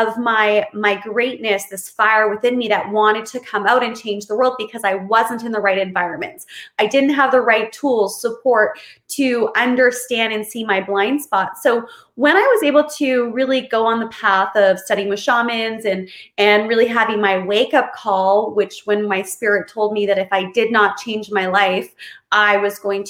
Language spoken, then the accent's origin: English; Kamloops, British Columbia, Canada; moved away; I'm in Kamloops, BC, Canada, which is my hometown that I grew up